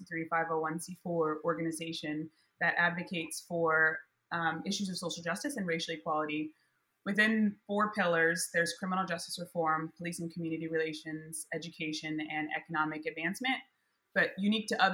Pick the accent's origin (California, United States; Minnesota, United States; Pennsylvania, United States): California, United States; Southern; I grew up in Southern California